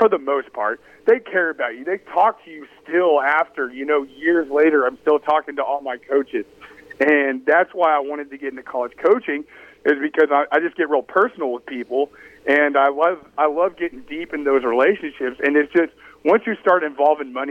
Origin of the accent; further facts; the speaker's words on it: Dallas, Texas, United States; moved away; I'm from Dallas